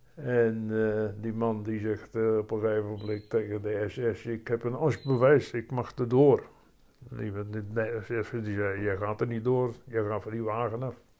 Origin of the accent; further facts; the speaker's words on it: Rhenen, Utrecht, Netherlands; now in Opdam, Netherlands; Ik ben geboren in Renen